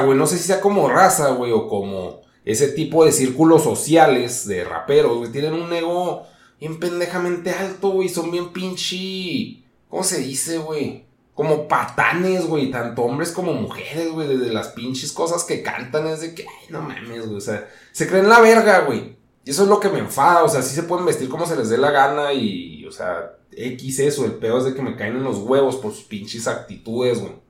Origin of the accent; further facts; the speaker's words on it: Mexico; así somos los mexicanos